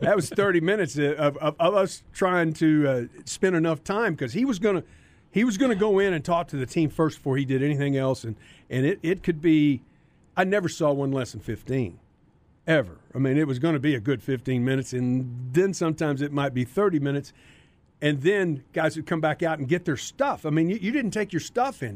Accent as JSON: {"language": "English", "town": "Carrollton", "region": "Texas", "country": "United States", "said": "I was from Carrollton."}